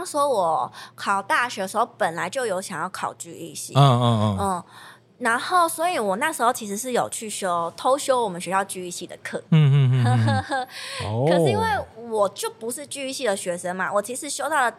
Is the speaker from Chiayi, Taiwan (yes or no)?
yes; Chiayi, Taiwan; 其实我那时候跟他说我是嘉义人的时候，